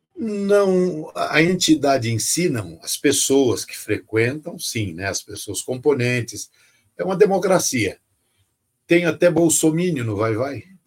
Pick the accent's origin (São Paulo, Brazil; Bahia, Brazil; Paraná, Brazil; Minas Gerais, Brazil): São Paulo, Brazil; Eu fui criado na periferia, Jardim Peri, Cachoeirinha, Zona Norte